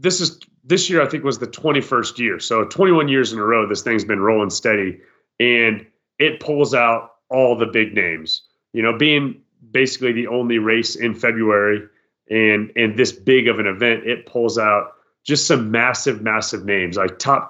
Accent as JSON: {"language": "English", "region": "Iowa", "country": "United States", "tie": "born or raised there", "said": "as a boy rather, growing up in Iowa"}